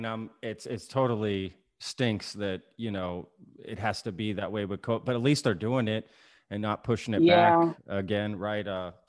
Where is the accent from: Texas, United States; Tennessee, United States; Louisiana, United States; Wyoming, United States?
Texas, United States; Grapevine; also born or lived in Colleyville, Texas; I grew up in the Grapevine, Colleyville area.